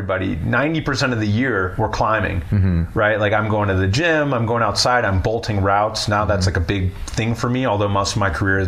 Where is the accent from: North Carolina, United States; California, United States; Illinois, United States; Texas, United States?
Illinois, United States; Chicago; moved away as an adult; also born or lived in Winnetka, Illinois; now in Colorado, United States; I grew up in Chicago